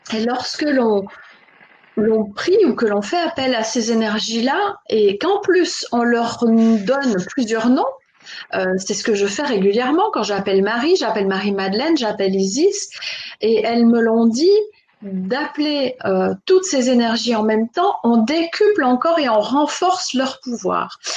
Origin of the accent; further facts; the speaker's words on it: Switzerland; je suis née, j'ai grandi en Suisse